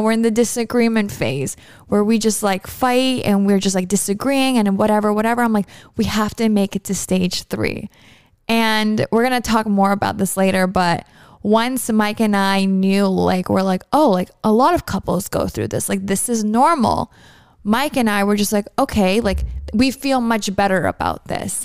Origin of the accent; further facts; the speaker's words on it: Toronto, Ontario, Canada; moved away as an adult; now in Miami, United States; I'm from Toronto